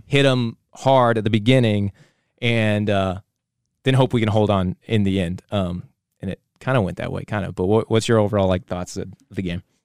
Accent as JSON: {"language": "English", "country": "United States", "said": "we are American."}